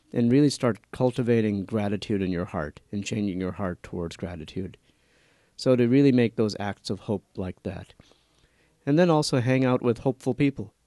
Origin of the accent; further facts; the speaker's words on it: New Orleans, Louisiana, United States; moved away as an adult; now in Atchison, United States; I was born and raised in New Orleans, Louisiana, and my family comes from India